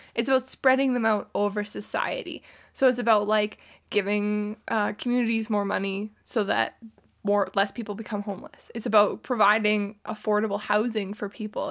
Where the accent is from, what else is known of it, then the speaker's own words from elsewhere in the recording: Canada; I grew up in Canada